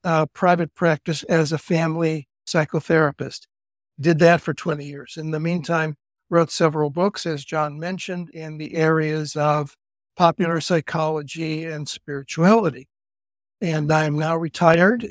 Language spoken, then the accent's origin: English; Cleveland, Ohio, United States; moved away as an adult; also born or lived in Idaho / Cali, Colombia / Berkeley, California; now in California, United States; I'm from Cleveland originally and went out west in the nineteen sixties as a Catholic priest